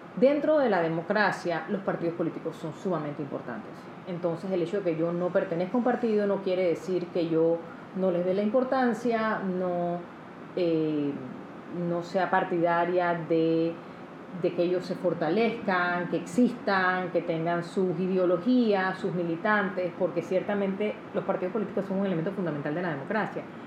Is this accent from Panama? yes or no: yes; Panama